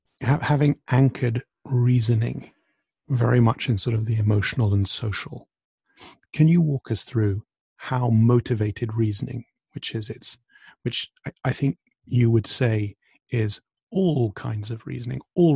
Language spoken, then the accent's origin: English; Texas, United States; Going back to your description of me as a Texan Republican, which I quite liked, those were declarations of identity masquerading as philosophical declarations.